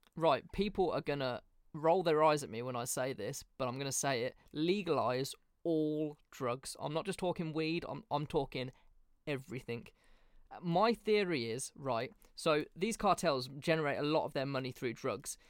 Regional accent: Birmingham, West Midlands, United Kingdom; not really where I grew up, but kind of where I grew up in Birmingham

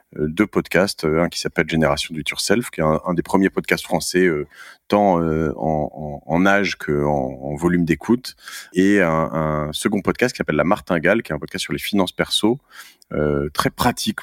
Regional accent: Cherbourg, Normandy, France; now in Paris, France; moi je suis né à Cherbourg en, Normandie

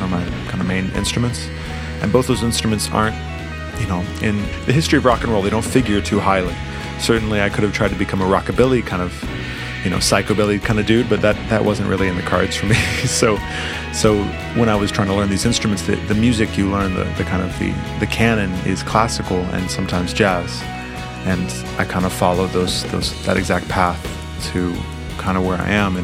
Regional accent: Los Angeles, California, United States; growing up in Los Angeles

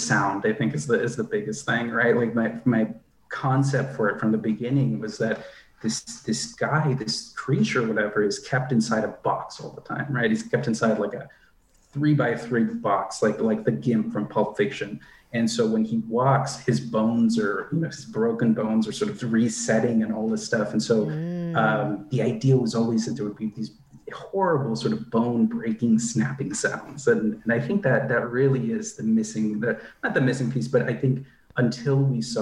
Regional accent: United States; my experiences as an Indian American person and a predominantly sort of white suburb that I grew up

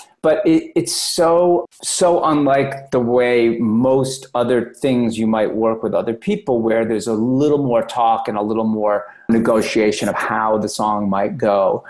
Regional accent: Oklahoma, United States; Like, I'm from Oklahoma and drink Slurpees from 7-Eleven.

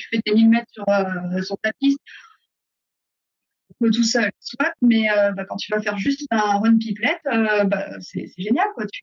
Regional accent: Paris, Île-de-France, France; accent: New Jersey; now in United States; non, non, de Paris. Il me dit, mais t'as pas le même accent. Je fais, bah ouais, j'habite dans le New Jersey, donc j'ai l'accent du New Jersey.

